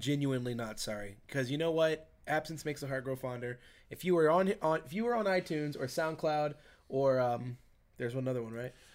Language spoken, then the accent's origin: English; Virginia, United States; in my home state